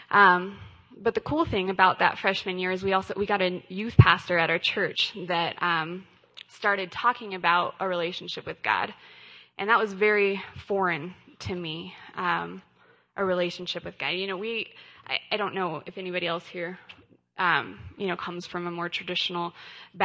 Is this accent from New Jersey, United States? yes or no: no; Colorado, United States; I grew up in Colorado. I was born and raised here